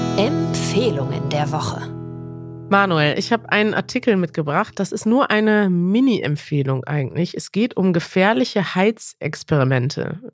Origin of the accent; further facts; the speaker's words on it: Germany; ich als Deutsche